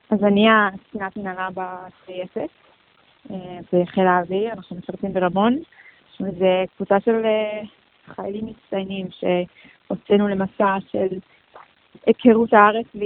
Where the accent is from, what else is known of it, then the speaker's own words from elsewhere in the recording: Los Angeles, California, United States; ואני גדלתי בקהילה מדהימה, אה, בקהילה קונסרבטיבית.